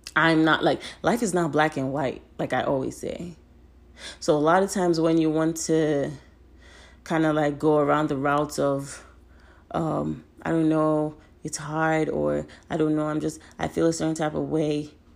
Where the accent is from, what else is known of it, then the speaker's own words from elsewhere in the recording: Nigeria; I'm Nigerian, and the way our culture is set up